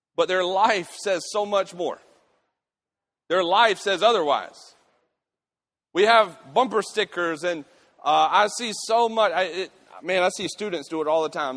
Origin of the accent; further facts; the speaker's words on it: United States; I'm a Christian before I'm an American